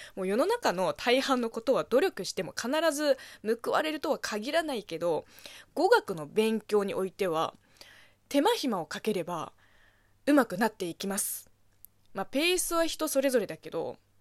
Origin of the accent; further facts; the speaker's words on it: China; Japanese is a second language; moved away as an adult; now in Japan; 中国生まれ中国育ちの私